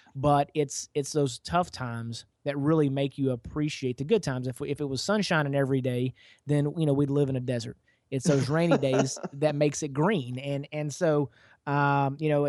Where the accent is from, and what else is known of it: East Texas, United States; born or raised there